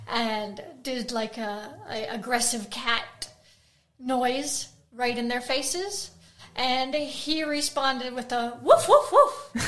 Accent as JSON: {"language": "English", "country": "United States", "tie": "born or raised there", "moved": "yes", "lives_now": "Australia"}